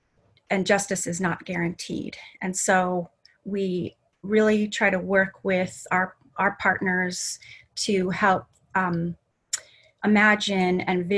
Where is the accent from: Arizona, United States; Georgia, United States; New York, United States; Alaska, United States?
Alaska, United States; Anchorage; I moved around a lot, but for the most part, I grew up in Anchorage